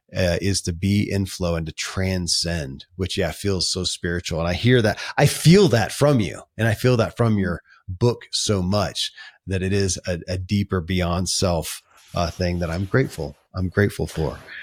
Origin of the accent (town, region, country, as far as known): Kentucky, United States; born or raised there